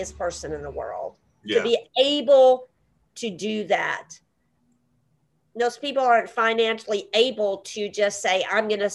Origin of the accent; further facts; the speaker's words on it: East Tennessee, United States; a young girl growing up in East Tennessee